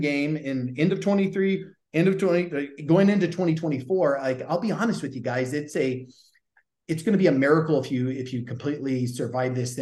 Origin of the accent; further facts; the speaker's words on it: the South, United States; accent: Southern; my Southern accent